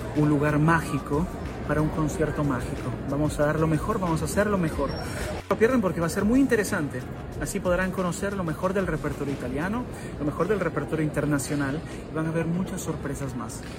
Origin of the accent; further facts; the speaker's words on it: Casa Grande, La Libertad, Peru; moved away; el corazón de Casagrande, la natalidad del distrito donde nacimos